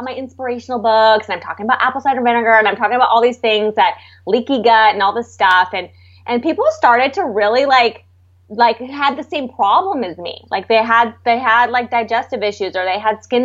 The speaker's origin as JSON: {"language": "English", "town": "San Diego", "region": "California", "country": "United States", "tie": "born or raised there", "also_born_or_lived": "San Francisco / Los Angeles", "moved": "yes", "said": "I'm from San Diego. I grew up on the beach."}